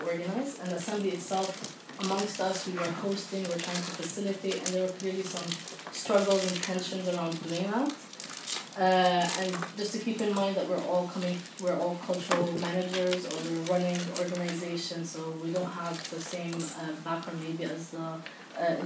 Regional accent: Palestine; I'm from Palestine, and hold an Israeli passport

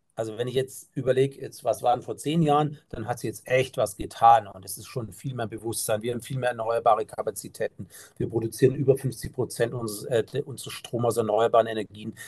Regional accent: Germany; bei uns in Deutschland

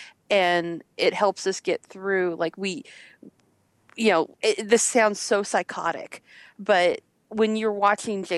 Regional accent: Midwest, United States; we're all from the Midwest. And living there and going through high school in the late 80s and 90s

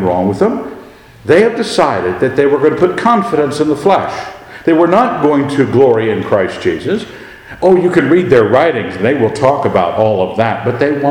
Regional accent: Scotland, United Kingdom; I am a Scot.

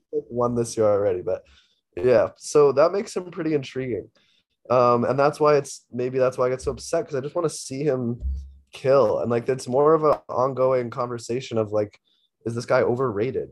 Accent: New York, United States; also born or lived in Toronto; I'm from New York

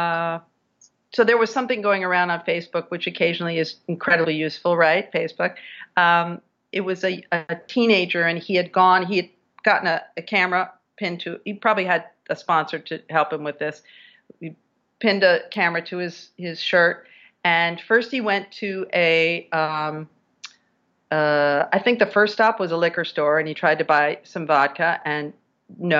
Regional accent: Virginia, United States; now in New York City, United States; my home state of Virginia

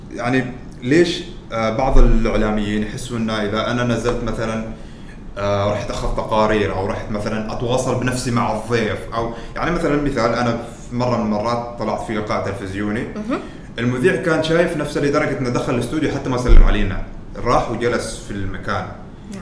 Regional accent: Oman; نحن ترى عمانيين بس سافرنا برا

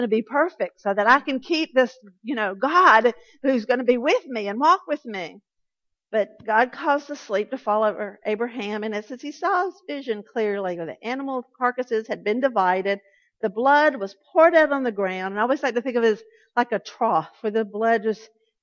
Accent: Atlanta, Georgia, United States; I grew up Southern Baptist in South Atlanta.

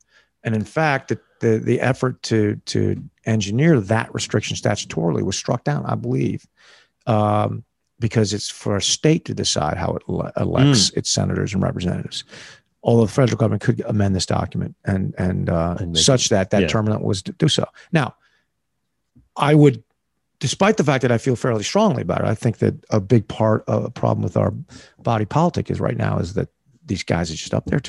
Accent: United States; I'm an American. Yeah. Boom. I'm an American attorney, a former American soldier.

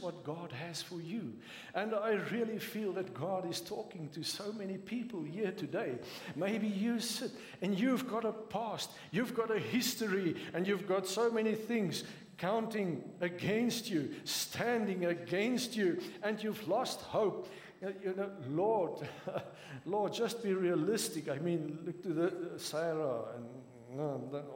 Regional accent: South Africa; accent: Afrikaans; first language Afrikaans; English is a second language; I'm not English speaking

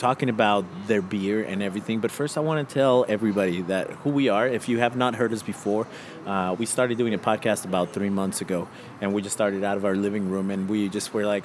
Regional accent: Cuernavaca, Morelos, Mexico; moved away; also born or lived in New Mexico, United States; It's like more than 1 million people, Cuernavaca

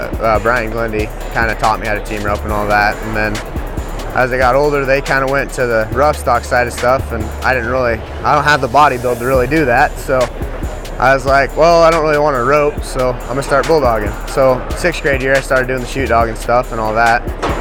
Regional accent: Callaway, Nebraska, United States; I'm from Callaway, Nebraska

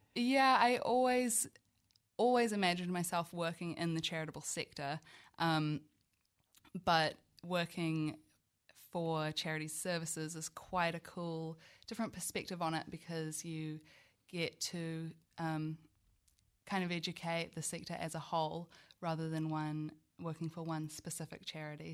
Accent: Auckland, New Zealand; moved away as an adult; now in Wellington, New Zealand; I'm originally from Auckland, but now consider myself Wellingtonian through and through. I moved here for university about seven years ago

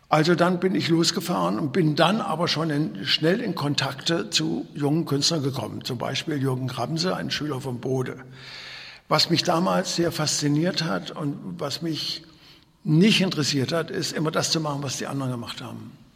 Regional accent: Kassel, Hesse, Germany; ich bin ja in Kassel geboren worden

